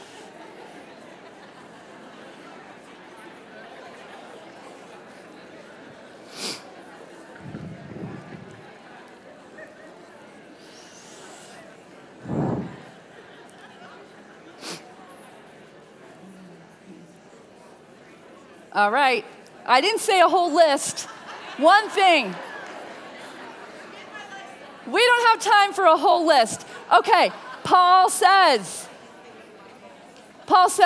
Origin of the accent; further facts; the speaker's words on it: Connecticut, United States; My husband and I grew up in Connecticut